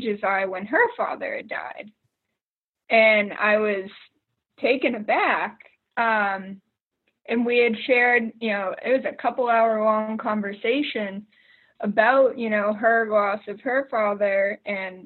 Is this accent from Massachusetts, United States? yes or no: yes; Boston, Massachusetts, United States; moved away as an adult; now in Pittsburgh, United States; I am originally from Boston